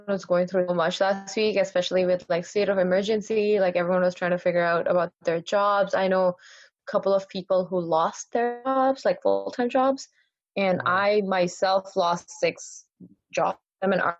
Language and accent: English; Qatar; I grew up in Qatar.